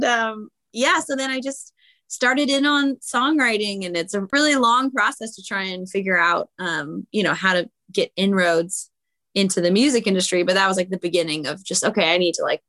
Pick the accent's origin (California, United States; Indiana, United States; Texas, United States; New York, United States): California, United States; San Francisco Bay Area; also born or lived in Huntington Beach, California; I grew up in the Bay Area, in San Francisco Bay Area